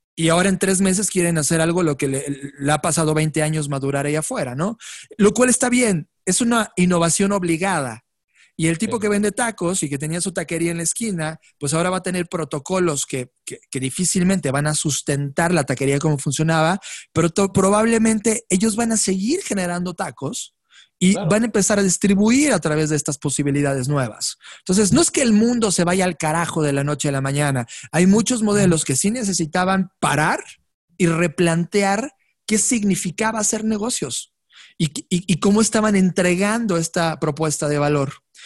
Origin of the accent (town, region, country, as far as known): Mexico; also born or lived in Mexico City